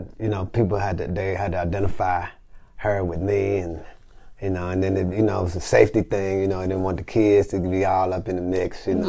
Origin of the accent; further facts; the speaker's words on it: Memphis, Tennessee, United States; moved away as an adult; also born or lived in Los Angeles, California / Chicago / New York / Nashville; I grew up in Memphis. You know, I was born in L.A., but I grew up in Memphis.